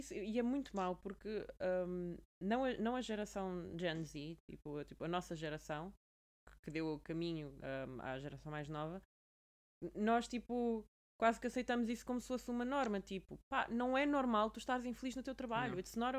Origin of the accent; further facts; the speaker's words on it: Portugal; now in London, United Kingdom; enquanto Tuga